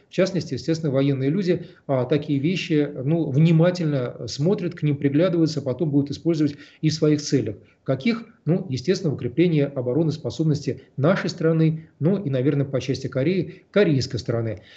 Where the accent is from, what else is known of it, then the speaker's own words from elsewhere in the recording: Moscow, Russia; мы, москвичи